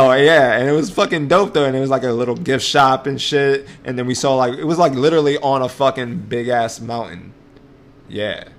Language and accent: English; New York City, New York, United States; So we're from New York, right? Yep. And we basically have our own fucking language.